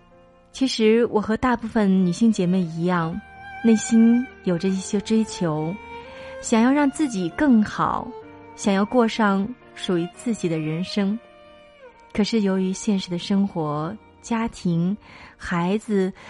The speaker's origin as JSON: {"language": "Chinese", "region": "Anhui", "country": "China", "tie": "born or raised there", "moved": "as an adult", "lives_now": "Datong, China", "said": "我从老家安徽来到了我老公的所在地，也是我完全陌生的地方——山西大同。"}